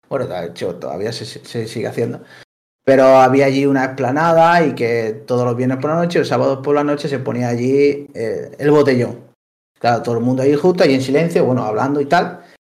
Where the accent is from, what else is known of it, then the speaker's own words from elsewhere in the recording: Linares, Andalusia, Spain; now in Girona, Spain; soy de Linares.